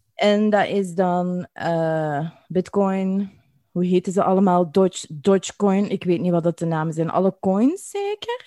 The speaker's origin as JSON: {"language": "Dutch", "country": "Belgium", "accent": "Belgian", "said": "wij als, als Belgen met ons accent"}